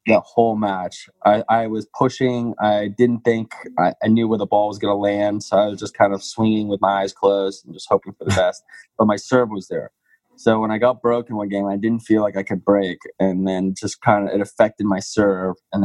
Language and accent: English; Washington, District of Columbia, United States; my hometown tournament in D.C.